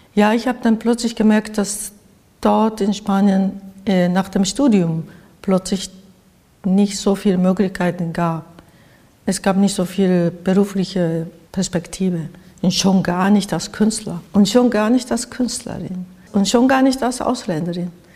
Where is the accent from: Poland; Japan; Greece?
Japan; German is a second language; moved away as an adult; also born or lived in Spain / Switzerland / Cologne, Germany; now in Berlin, Germany; ich komme sowieso aus dem Land, wo diese Katastrophen ähm, alltäglich da waren